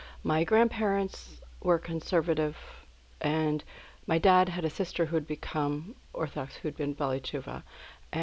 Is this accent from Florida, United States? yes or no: no; Minneapolis, Minnesota, United States; moved away as an adult; also born or lived in East Coast; I was born in Minnesota and mostly raised there, a few years on the East Coast when my father was doing a postdoctorate fellowship. I was a little kid. My sister was born out there, but was raised in a suburb of Minneapolis